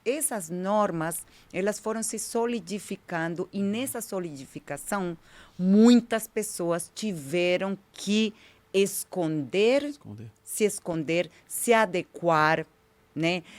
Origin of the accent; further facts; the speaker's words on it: Colombia; Portuguese is a second language; moved away as an adult; also born or lived in United States; now in São Paulo, Brazil; eu sou imigrante colombiana, então é melhor já esclarecer, já, já falar, né, por causa do meu sotaque